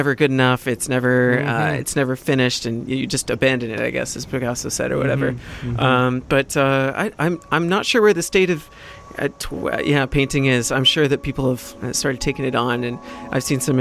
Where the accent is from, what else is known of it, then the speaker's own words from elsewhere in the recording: West Vancouver, British Columbia, Canada; I grew up in West Van. It's a very affluent community, obviously.